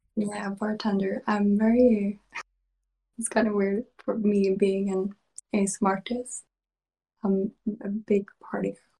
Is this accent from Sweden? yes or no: yes; Sweden; born or raised there; English is a second language